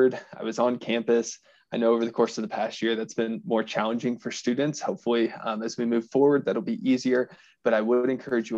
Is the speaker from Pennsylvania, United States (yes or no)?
no; Southeast Missouri, United States; moved away as an adult; also born or lived in Western Kentucky; now in Fort Collins, United States; I'm originally from Southeast Missouri